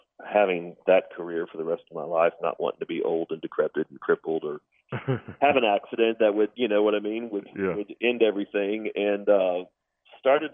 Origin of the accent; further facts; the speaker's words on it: San Antonio, Texas, United States; Born and raised in San Antonio, grew up north San Antonio, right on the edge of where the hill country started.